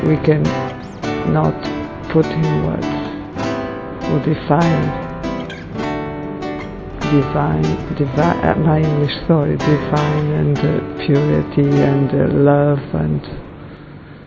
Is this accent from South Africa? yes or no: no; Portugal; I'm from Portugal.